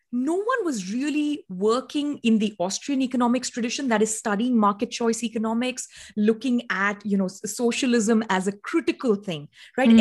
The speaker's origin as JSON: {"language": "English", "country": "India", "tie": "born or raised there", "moved": "as an adult", "lives_now": "United States", "said": "I grew up in India for the most part."}